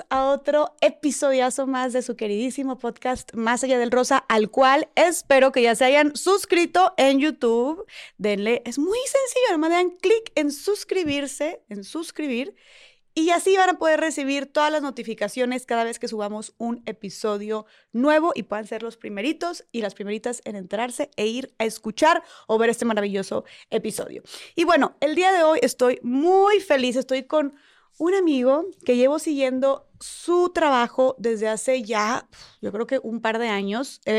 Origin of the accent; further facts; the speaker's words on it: Mexicali, Baja California, Mexico; Ahí, en ah, Mexicali, justamente.